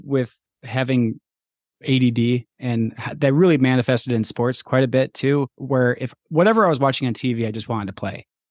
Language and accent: English; Montana, United States; moved away; also born or lived in Minnesota; when I grew up in Montana and then we moved to Minnesota